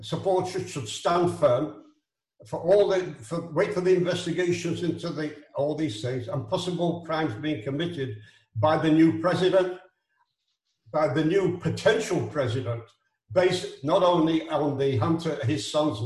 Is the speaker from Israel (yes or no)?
yes; Israel; I'm from Israel. I'm not an American